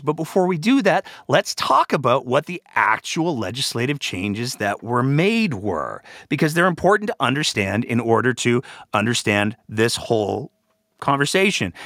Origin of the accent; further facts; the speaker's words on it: Alberta, Canada; I was born in this province. I was raised in this province.